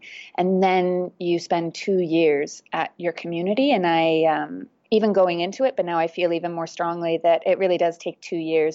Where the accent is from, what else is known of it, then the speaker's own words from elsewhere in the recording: Virginia, United States; moved away as an adult; now in Thailand; I'm originally from Virginia in the United States of America, and I first moved to Thailand 14 years ago